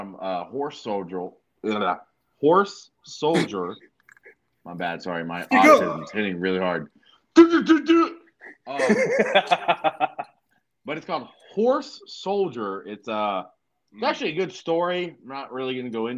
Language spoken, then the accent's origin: English; Southern California, United States; I grew up in Southern California